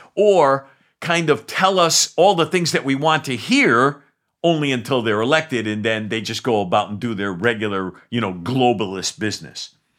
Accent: New England, United States; I love New Englanders. I'm from New England

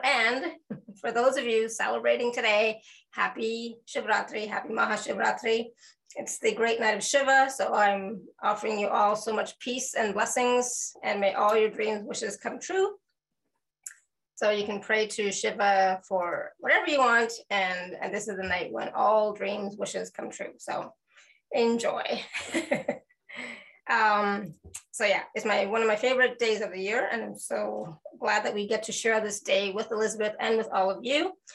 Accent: Canada; I'm Canadian

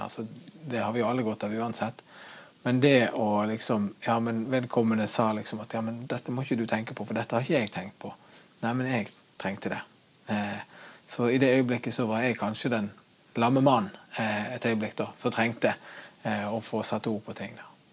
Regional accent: Norway; som nordmann

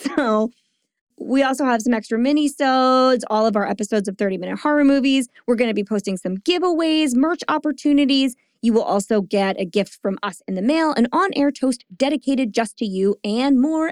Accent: the Jersey Shore, New Jersey, United States; I'm from the shore

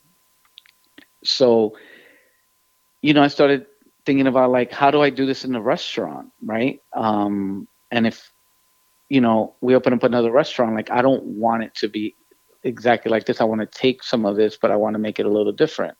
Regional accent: New York City, New York, United States; as a Latino growing up in New York City

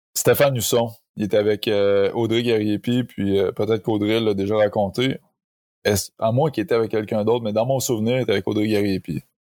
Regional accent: Saint-Lambert-de-Lauzon, Quebec, Canada; je viens de, je viens de la sud de Québec, Saint-Lambert de Lauzon, qui est un petit village

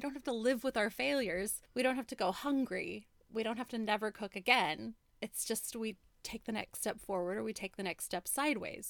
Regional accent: United States; growing up in America

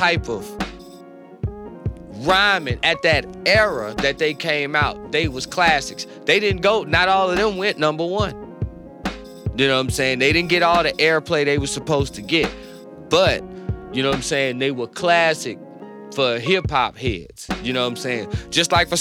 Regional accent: North Carolina, United States; I'm from North Carolina.

